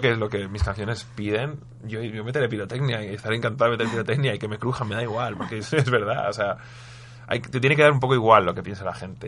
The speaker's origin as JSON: {"language": "Spanish", "country": "Spain", "said": "éramos un grupo que venía de España cantando en inglés"}